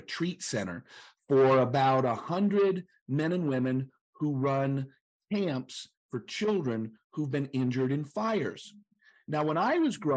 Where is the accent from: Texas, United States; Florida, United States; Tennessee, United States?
Tennessee, United States; Chattanooga; I'm from Chattanooga, the city that's fun to say.